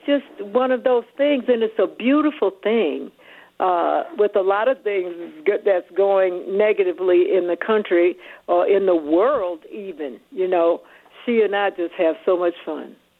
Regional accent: Atlanta, Georgia, United States; I'm from Atlanta

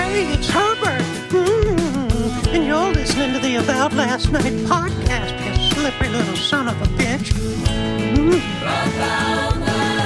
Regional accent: Seattle, Washington, United States; also born or lived in New Jersey; I was born in Seattle. Spent nine years in Seattle

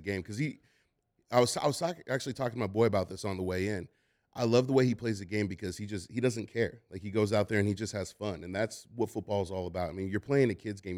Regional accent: Oakland, California, United States; I'm, I'm from Oakland

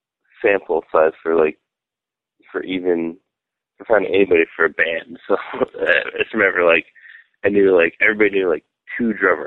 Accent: Fenton, Michigan, United States; I was born in Southfield, Michigan, but I was raised in Fenton, Michigan, which is a relatively small town.

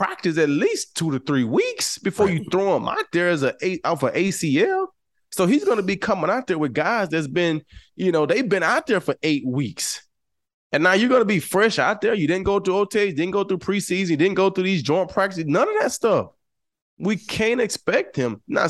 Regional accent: New Mexico, United States; But right now, I'm this kid from New Mexico.

